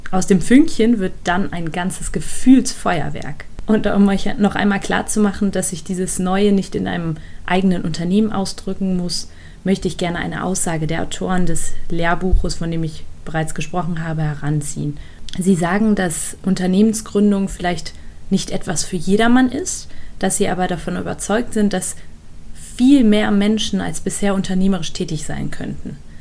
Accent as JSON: {"language": "German", "country": "Germany", "said": "bei uns in Deutschland"}